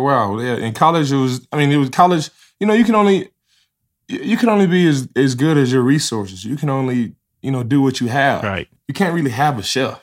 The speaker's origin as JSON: {"language": "English", "town": "Dallas", "region": "Texas", "country": "United States", "said": "I'm from Dallas, Texas"}